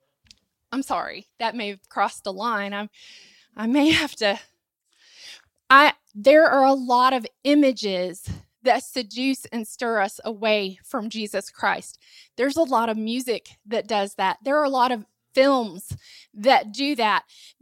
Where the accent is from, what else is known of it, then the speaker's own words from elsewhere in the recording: Asheville, North Carolina, United States; I grew up in Asheville, and so, or near Asheville, close